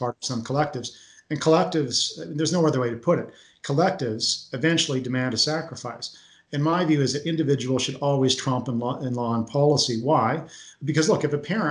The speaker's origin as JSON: {"language": "English", "town": "Kelowna", "region": "British Columbia", "country": "Canada", "tie": "born or raised there", "said": "I grew up in Kelowna."}